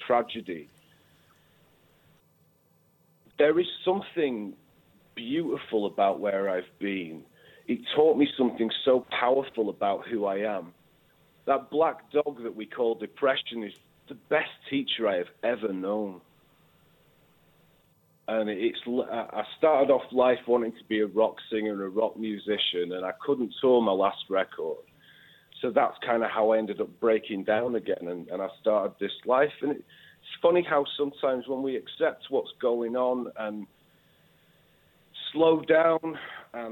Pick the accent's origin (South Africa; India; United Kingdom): United Kingdom; the north of England; accent: northern; I am northern.